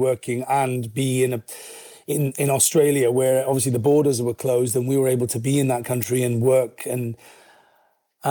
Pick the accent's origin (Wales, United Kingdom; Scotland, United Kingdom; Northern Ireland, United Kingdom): Wales, United Kingdom; Aberbargoed; also born or lived in Pontypool / Crumlin; we moved to a village called Aberbargoed.